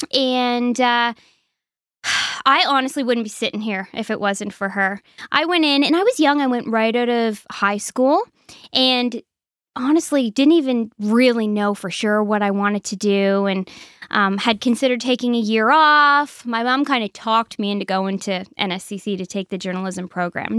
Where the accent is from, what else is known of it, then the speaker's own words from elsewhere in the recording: Sheet Harbour, Nova Scotia, Canada; I'm originally from Sheet Harbor, Nova Scotia